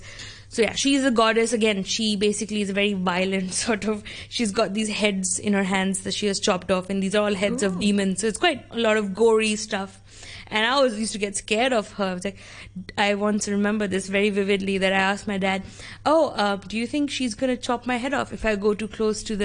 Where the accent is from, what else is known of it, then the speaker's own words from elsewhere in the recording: Dehradun, Uttarakhand, India; also born or lived in Kolkata, West Bengal; now in Hong Kong; So I went to North India, and North India is a place called Dehradun. And that's where I lived for 10 years